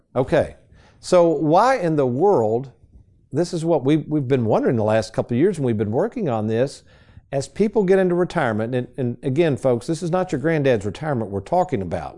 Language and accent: English; Lexington, Kentucky, United States; when I was a youngster growing up in Lexington, the Fayette Mall